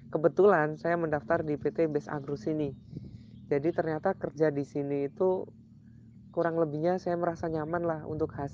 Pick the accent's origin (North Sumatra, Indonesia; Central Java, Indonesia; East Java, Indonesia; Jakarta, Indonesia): Central Java, Indonesia; Pemalang; Saya berasal dari Pemalang, Jawa Tengah, dan sekarang kerja di Kalimantan Tengah sebagai pendidik di sekolah milik perusahaan.